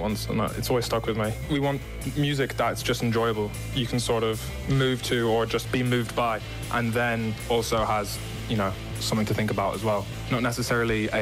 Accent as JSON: {"language": "English", "town": "Loughrea", "region": "Connacht", "country": "Ireland", "tie": "born or raised there", "also_born_or_lived": "Galway", "moved": "as an adult", "lives_now": "London, United Kingdom", "said": "I was born in London, moved to Loughrea as a child, at 11, I think."}